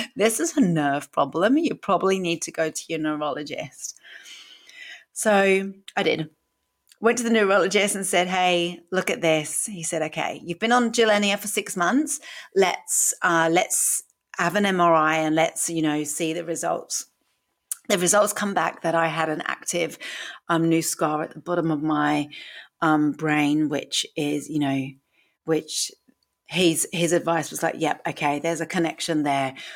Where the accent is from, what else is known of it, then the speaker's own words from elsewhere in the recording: United Kingdom; accent: British; moved away as an adult; also born or lived in Sydney, Australia; now in Queensland, Australia; from my accent, I am British